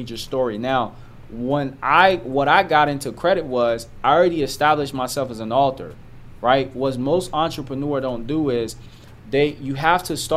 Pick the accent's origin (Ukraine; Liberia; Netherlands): Liberia; moved away; also born or lived in Ivory Coast; I'm from Liberia, but I came in Ivory Coast.